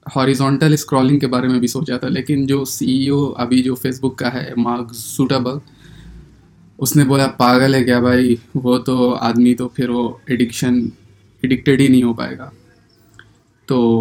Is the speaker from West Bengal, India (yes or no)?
no; Bihar, India; बिहार के हैं पटना में रहते हैं